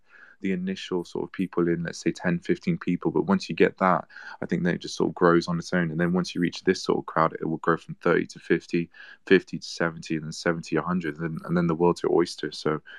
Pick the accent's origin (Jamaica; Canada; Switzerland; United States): Switzerland; I'm from Switzerland, I'm from Europe.